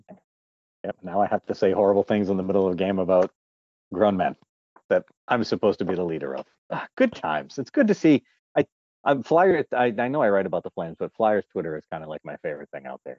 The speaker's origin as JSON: {"language": "English", "region": "Massachusetts", "country": "United States", "said": "I'm from Massachusetts in America"}